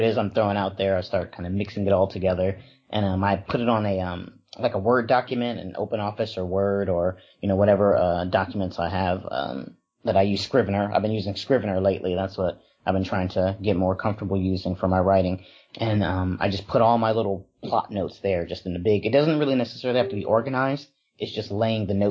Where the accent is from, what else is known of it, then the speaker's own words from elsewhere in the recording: Wisconsin, United States; now in Los Angeles, United States; growing up in Wisconsin, it was primarily black, white, and Puerto Rican. So it wasn't actually until I moved out to Los Angeles